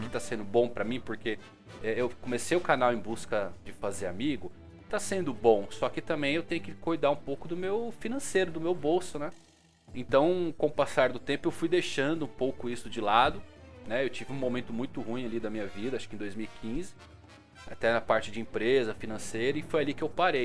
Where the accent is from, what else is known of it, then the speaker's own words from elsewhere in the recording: São Bernardo do Campo, São Paulo, Brazil; sou de São Bernardo do Campo, São Paulo